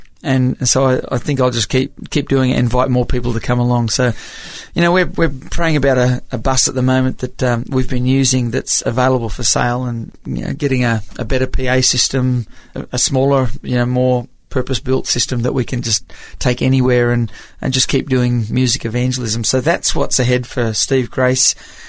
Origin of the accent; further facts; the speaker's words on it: Papua New Guinea; accent: American; I grew up in Papua New Guinea as a missionary's kid, and most of my friends were Americans and my school teachers were Americans, so I've always had this kind of weird accent.